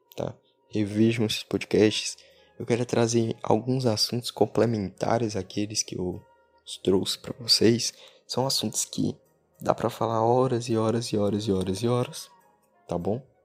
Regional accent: Brazil; Amo muito a minha terra, Brasil.

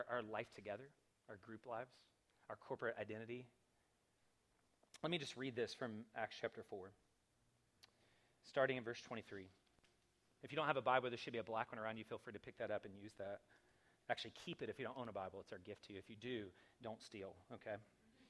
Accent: the South, United States; I grew up in the South

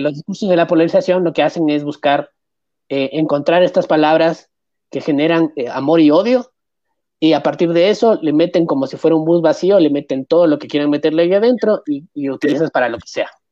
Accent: Ecuador; La gente me ve aquí en este país, que es mi país. Y la gente no, ve un ecuatoriano. Nunca va a ver un ecuatoriano. Es muy difícil que me vea como ecuatoriano

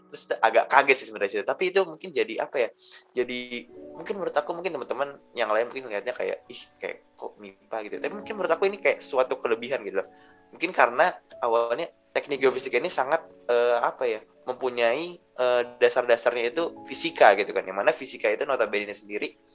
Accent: Jakarta, Indonesia; mungkin kebetulan aku dari Jakarta orang Jawa juga ini realitanya mungkin dulu awal-awal agak susah sih sebenarnya bondingnya itu loh

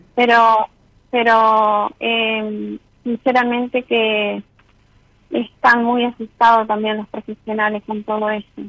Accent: San Salvador, Entre Ríos, Argentina; yo soy de San Salvador

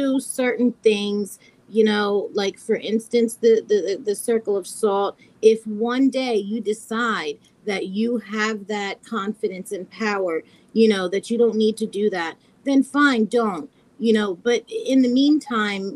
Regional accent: United States; I'm American

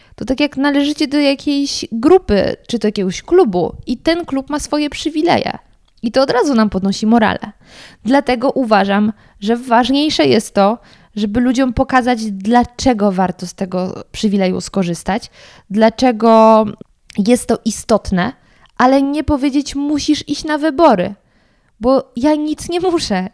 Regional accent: Sudetes, Lower Silesian Voivodeship, Poland; ja pochodzę z tamtych stron

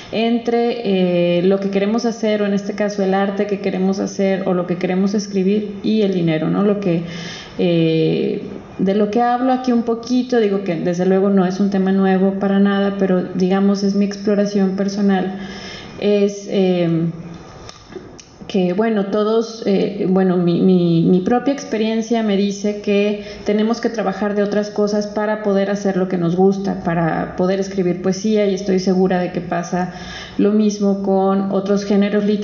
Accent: Guadalajara, Jalisco, Mexico; yo soy de aquí de Guadalajara, de aquí muy cerquita, de por el Parque Morelos.

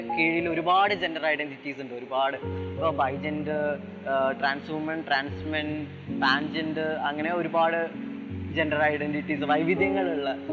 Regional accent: Thrissur, Kerala, India; also born or lived in Malappuram; എന്റെ നാട് തൃശ്ശൂരാണ് ഞാൻ ജനിച്ചതും വളർന്നതൊക്കെ തൃശ്ശൂരാണ്

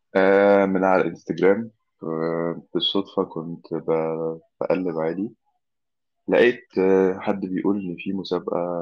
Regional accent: Egypt; دي زي دمياط كده عندنا في مصر

